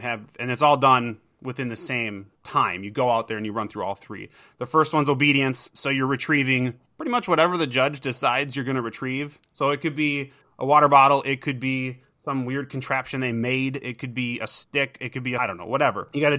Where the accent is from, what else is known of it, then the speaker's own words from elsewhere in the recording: Minnesota, United States; Minnesota. So we're like north of Minneapolis by about an hour.